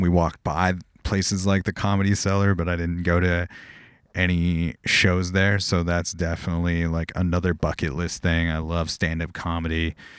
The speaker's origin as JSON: {"language": "English", "town": "Corona", "region": "California", "country": "United States", "tie": "born or raised there", "said": "my hometown of Corona"}